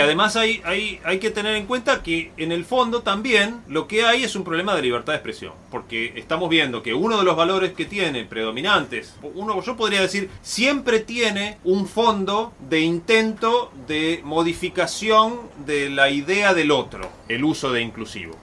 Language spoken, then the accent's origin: Spanish; Río Negro, Argentina; Yo soy de Río Negro, la provincia de Río Negro. En Río Negro cantábamos el himno de Río Negro